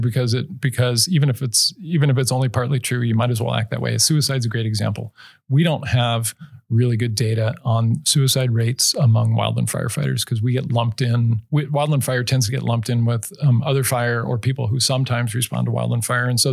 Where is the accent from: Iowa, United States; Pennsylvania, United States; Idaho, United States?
Idaho, United States; I'm from Idaho